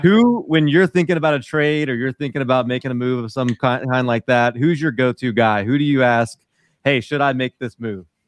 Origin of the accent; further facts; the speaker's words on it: New Orleans, Louisiana, United States; I'm from New Orleans